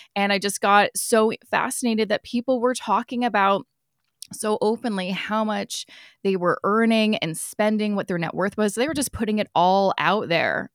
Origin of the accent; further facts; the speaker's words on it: Vancouver, British Columbia, Canada; I'm originally from Vancouver